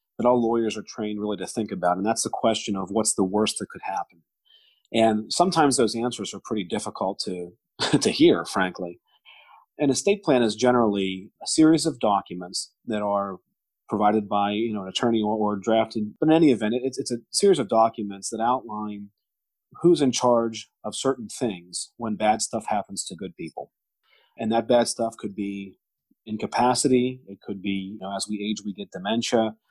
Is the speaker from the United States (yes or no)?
yes; Pittsburgh, Pennsylvania, United States; I grew up in the North Hills of Pittsburgh